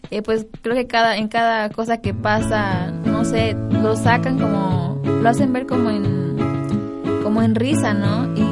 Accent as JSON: {"language": "Spanish", "country": "Mexico"}